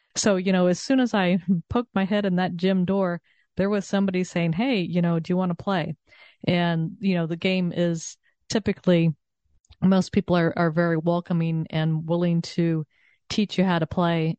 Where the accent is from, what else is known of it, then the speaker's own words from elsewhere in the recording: Southern California, United States; also born or lived in Texas; now in Connecticut, United States; I grew up in Southern California and then I lived in Texas for many years